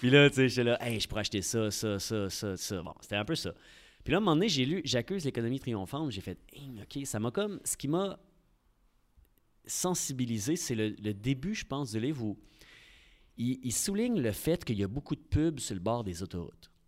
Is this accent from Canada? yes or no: yes; Quebec City, Quebec, Canada; also born or lived in Lévis; je suis, un gars de Québec. J'ai grandi à Sainte-Foy, dans le quartier Sainte-Ursule. Et euh, j'ai toujours été à Québec